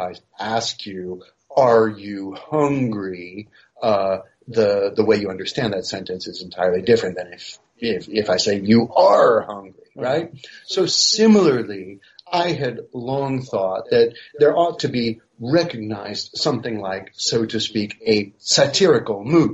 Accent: United States; now in Paris, France; I'm a professor of philosophy and history and philosophy of science at the University of Paris, though I'm originally American

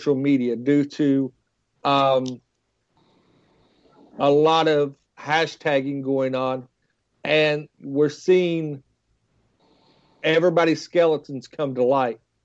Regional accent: West Virginia, United States; I'm from West Virginia

